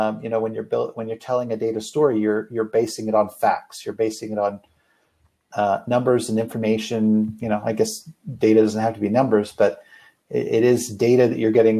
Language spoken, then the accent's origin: English; Canada; moved away as an adult; now in United States; originally I'm from Canada. I actually moved down to the States about almost 20 years